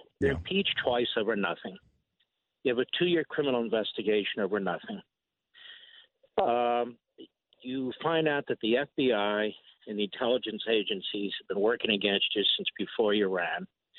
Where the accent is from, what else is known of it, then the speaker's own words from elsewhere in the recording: Philadelphia, Pennsylvania, United States; also born or lived in New York; I'm from Philly